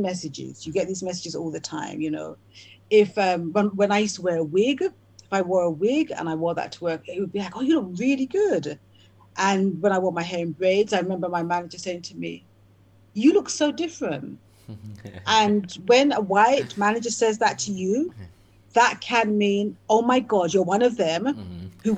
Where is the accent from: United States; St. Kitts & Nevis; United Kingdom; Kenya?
United Kingdom; England; growing up in England, the place that I was born